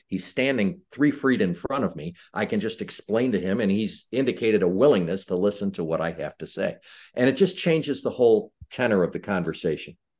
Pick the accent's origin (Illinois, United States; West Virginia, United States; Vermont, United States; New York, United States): Illinois, United States; Chicago; I was born and raised in Chicago.